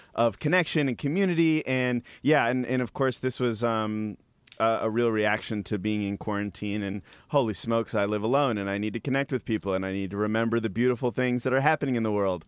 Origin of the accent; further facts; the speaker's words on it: Appalachian Mountains, United States; now in Texas, United States; I'm from the Appalachian Mountains, living in Texas